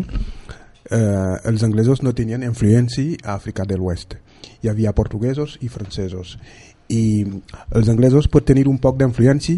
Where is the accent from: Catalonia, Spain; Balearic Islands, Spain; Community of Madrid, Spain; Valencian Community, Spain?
Balearic Islands, Spain; Mallorca; som de Mallorca, mon pare és de Caimari i ma mare de Buja